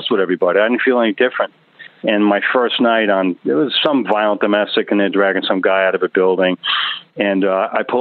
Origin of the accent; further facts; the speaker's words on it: Bellmore, New York, United States; moved away as an adult; also born or lived in North Florida; now in Portland, Maine, United States; I grew up in the New York metropolitan area, and was raised in Belmore